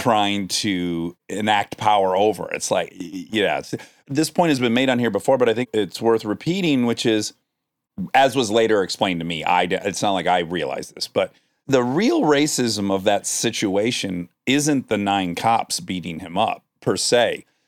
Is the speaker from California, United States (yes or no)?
no; Detroit, Michigan, United States; moved away; as a kid in Detroit.